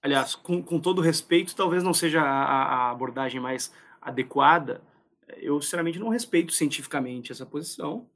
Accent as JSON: {"language": "Portuguese", "area": "Gaúcho", "region": "Rio Grande do Sul", "country": "Brazil", "said": "eu só sou gaúcho"}